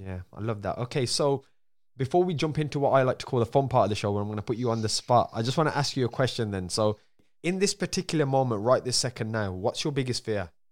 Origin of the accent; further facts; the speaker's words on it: Birmingham, West Midlands, United Kingdom; accent: Birmingham; my accent, because a lot of people in the U K, we have a, we don't have the nicest accent in Birmingham